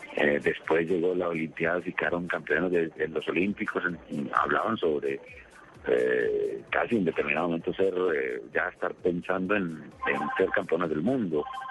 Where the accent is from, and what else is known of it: Colombia; moved away as an adult; also born or lived in Ecuador